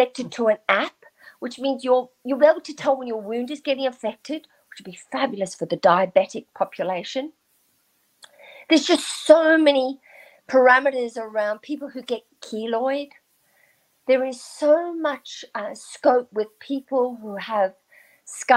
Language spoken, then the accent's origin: English; South Africa; I grew up in South Africa during apartheid